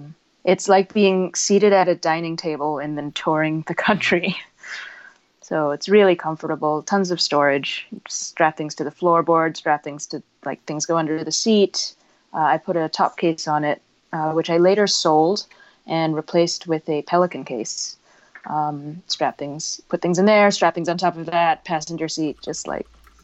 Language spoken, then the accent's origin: English; Beijing, China; moved away as an adult; also born or lived in Hong Kong; now in United States; I was born here, but I didn't grow up in the U.S. I grew up in Beijing and Hong Kong. So I came back for college and I didn't really have a very good understanding of the nation that I'm from